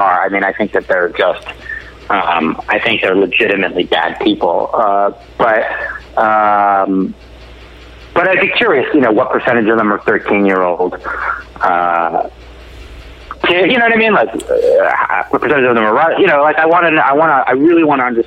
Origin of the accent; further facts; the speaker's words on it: Los Angeles, California, United States; I felt identityless. Like I was from Los Angeles